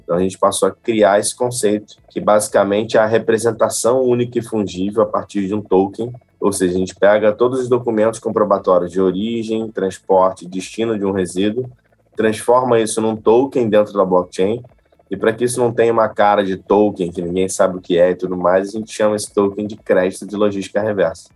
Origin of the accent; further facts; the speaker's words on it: Nova Friburgo, Rio de Janeiro, Brazil; no macaé de Cima, terra onde eu nasci e cresci